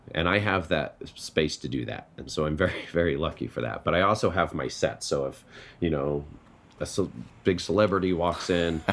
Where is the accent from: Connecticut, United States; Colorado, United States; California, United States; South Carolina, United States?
Colorado, United States; I'm from Colorado